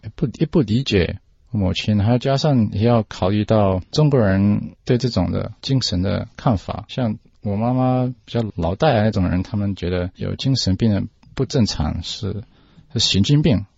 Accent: Australia; Chinese is a second language; 在澳大利亚出生的。我的中文讲得不太好

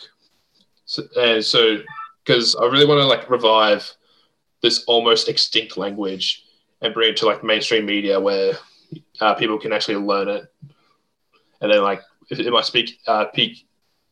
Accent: Warrnambool, Victoria, Australia; I'm from the Pequoton tribe in Warrnambool.

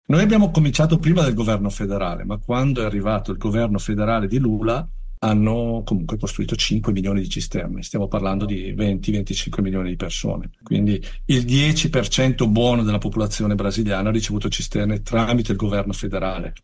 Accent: Bergamo, Lombardy, Italy; io che sono bergamasco

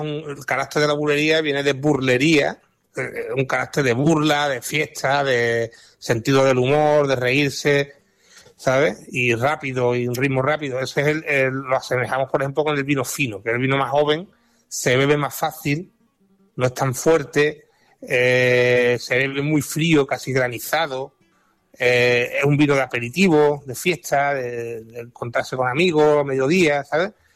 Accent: Jerez de la Frontera, Andalusia, Spain; mi tierra, Jerez

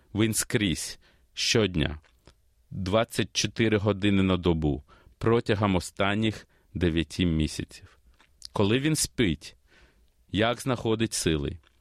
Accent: Kyiv, Ukraine; also born or lived in Australia; now in Melbourne, Australia; Я народився в Києві і переїхав до Австралії в 94-му році з молодшою сестрою та батьками.

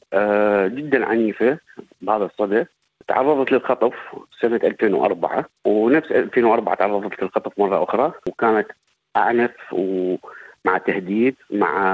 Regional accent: southern Iraq, Iraq; moved away as an adult; also born or lived in Baghdad, Iraq / Syria / Jordan; now in Victoria, Australia; أنا من مواليد آه، جنوب العراق

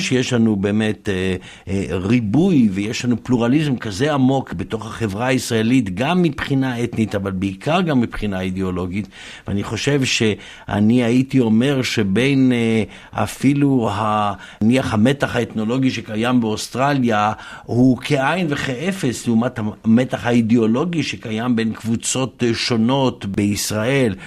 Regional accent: Jerusalem, Jerusalem District, Israel; אני גם ירושלמי וגם uh, ממוצא ספרדי

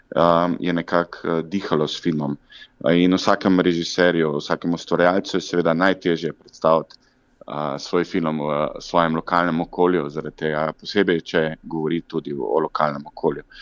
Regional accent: Zagorje ob Savi, Zasavska, Slovenia; mojega domačega kraja Zagorja ob Savi

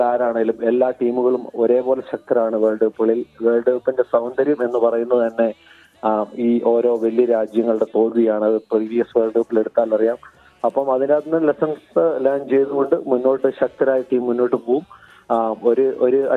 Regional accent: Kerala, India; moved away as an adult; now in Gold Coast, Australia; നമ്മൾ കേരളത്തിൽ ജനിച്ചു വളർന്നു നമ്മളവിടെ ഫുട്ബോൾ കളിച്ചു വളർന്നു

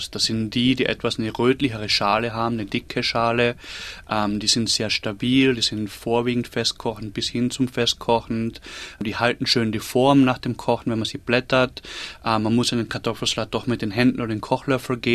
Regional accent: Carinthia, Austria; ich kenne es von zu Hause. Ich komme aus Kärnten im Süden von Österreich

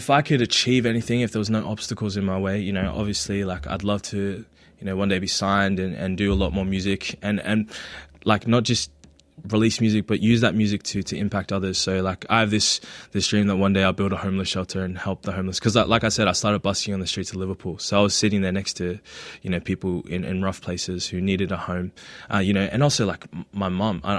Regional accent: Philippines; now in Australia; embrace more of, of who I am as a Filipino.

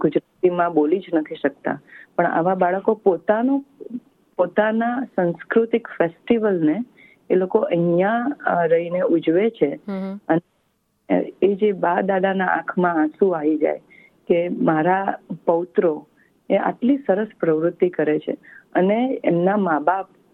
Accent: India; moved away; આપણે ભારતીય છીએ

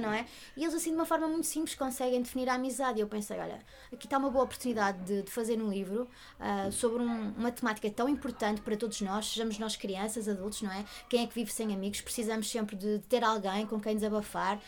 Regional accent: Portugal; nós, enquanto portugueses

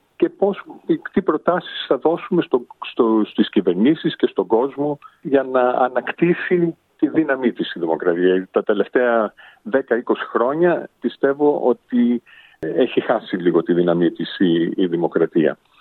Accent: Sydney, New South Wales, Australia; moved away as an adult; also born or lived in Hong Kong / Paris / London; είμαι γεννημένος ε, και μεγαλωμένος στο Σίδνεϊ Αυστραλίας από Έλληνες γονείς ε, από την Πάτρα

